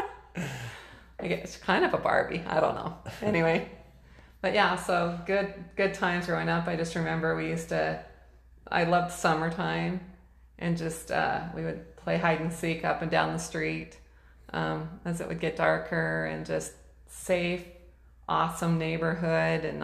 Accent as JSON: {"language": "English", "town": "Ogden", "region": "Utah", "country": "United States", "tie": "born or raised there", "also_born_or_lived": "Boise, Idaho / Kuna, Idaho", "moved": "as an adult", "lives_now": "Caldwell, United States", "said": "I grew up in Ogden, Utah."}